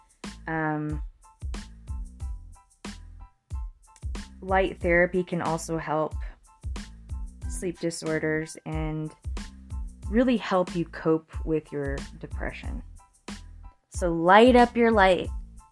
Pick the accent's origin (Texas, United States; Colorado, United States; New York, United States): Colorado, United States; Fremont County; my hometown, Fremont County, Colorado